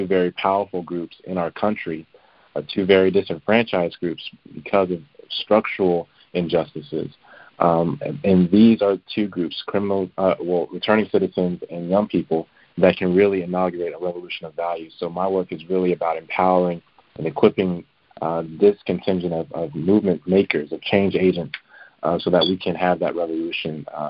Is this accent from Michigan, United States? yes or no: no; Birmingham, Alabama, United States; moved away as an adult; now in Chicago, United States; I was born and raised in Birmingham, Alabama, which is in many ways the crucible of the civil and human rights movement of the 20th century.